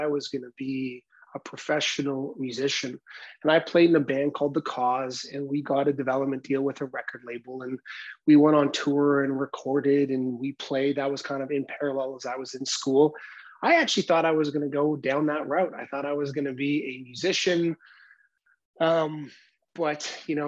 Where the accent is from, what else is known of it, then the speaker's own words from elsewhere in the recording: North Vancouver, British Columbia, Canada; also born or lived in Port Coquitlam; I grew up in Vancouver, Canada, in an area of Vancouver called North Vancouver.